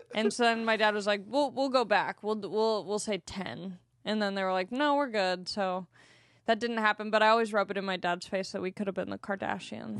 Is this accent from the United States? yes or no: yes; Long Beach, California, United States; I'm from Long Beach.